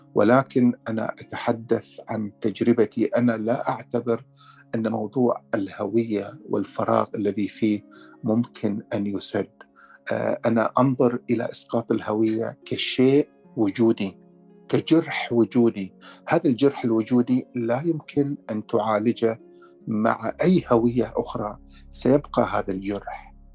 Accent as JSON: {"language": "Arabic", "town": "Al Dair", "region": "Muharraq Governorate", "country": "Bahrain", "tie": "born or raised there", "moved": "as an adult", "lives_now": "Canada", "said": "إلى قريتي، إلى الدير التي قضيت كل طفولتي بها"}